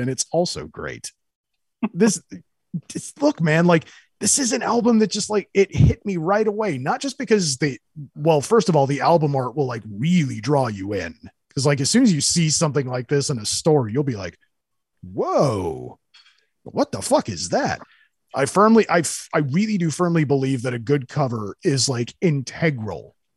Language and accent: English; Central California, United States; I grew up in Central California